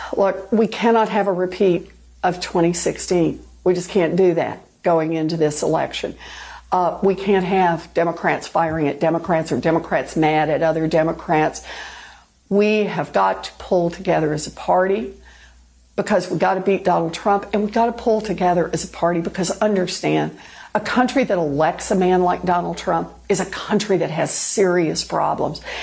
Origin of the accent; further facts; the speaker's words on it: Oklahoma, United States; moved away; I was born and raised in Oklahoma